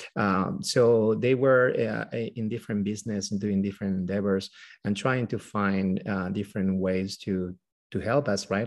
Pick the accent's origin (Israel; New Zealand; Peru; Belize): Peru; moved away as an adult; now in United States; we both are from Peru. We're from South America. Uh, we were born there and, uh, we, um, did also, I mean, like, all our school and medical school over there